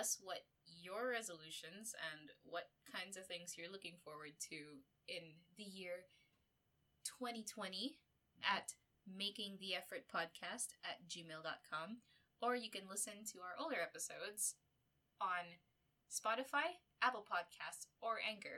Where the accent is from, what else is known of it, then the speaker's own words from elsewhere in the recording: Philippines; moved away; my home country, Philippines